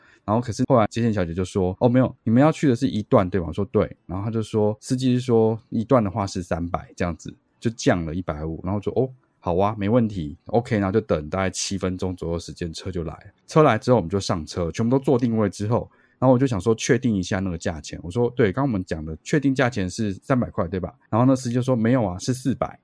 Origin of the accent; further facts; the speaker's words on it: Taiwan; 我回答我是台湾人